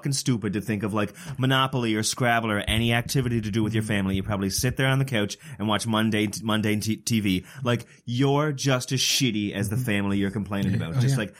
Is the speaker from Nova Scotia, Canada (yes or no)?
yes; Sydney Mines, Nova Scotia, Canada; growing up in Sydney Mines